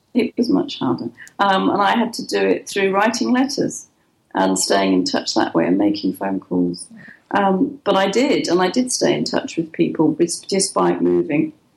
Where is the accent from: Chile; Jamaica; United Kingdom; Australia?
United Kingdom; England; moved away as an adult; also born or lived in Dubai / Oman / Norway / Netherlands; now in Malaysia; I'm English and I have an English bank mm-hmm. account